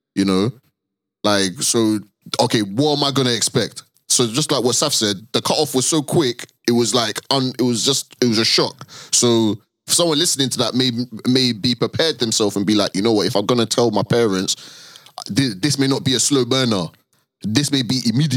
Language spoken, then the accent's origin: English; London, United Kingdom; we're all Londoners, you know what I mean? Like at heart, I've grown up like obviously like with a Pakistani Asian community